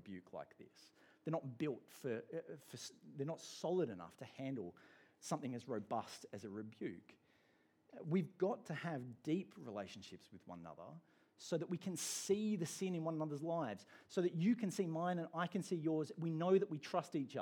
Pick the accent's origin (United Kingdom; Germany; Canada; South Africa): United Kingdom; England; now in Australia; I'm an Englishman